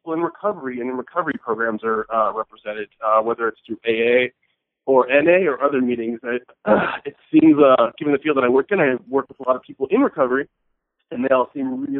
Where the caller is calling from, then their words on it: New York, United States; Oh, I'm calling from New York, by the way.